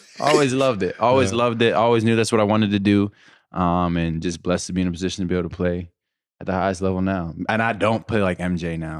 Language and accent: English; Pennsylvania, United States; I'm from Western PA and we love football.